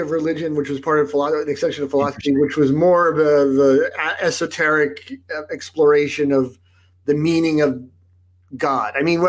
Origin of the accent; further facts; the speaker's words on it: Salt Lake City, Utah, United States; moved away; also born or lived in New Jersey; I was born in New Jersey. And then when we were seven, my father's a doctor, and, he had visited Salt Lake. He liked the skiing, and some stuff was going on in New York and New Jersey that I'm not going to get into. But so we moved to Utah